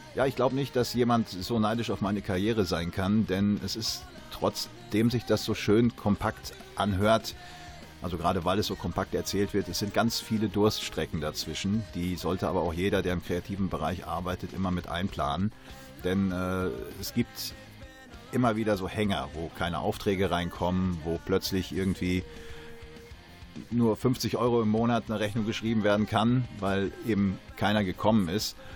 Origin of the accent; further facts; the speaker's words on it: Sauerland, North Rhine-Westphalia, Germany; bei uns im Sauerland